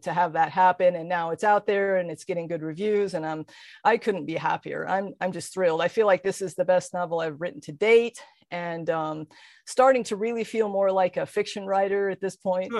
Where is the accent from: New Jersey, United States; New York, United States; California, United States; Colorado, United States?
Colorado, United States; moved away; my hometown in Colorado